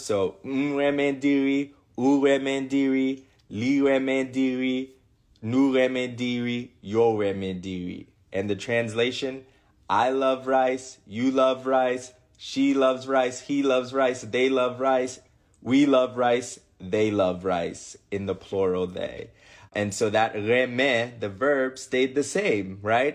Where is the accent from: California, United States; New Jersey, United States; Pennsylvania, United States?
New Jersey, United States; I was born in New Jersey to a Haitian mother and grandmother that had been in New Jersey since nineteen seventy-six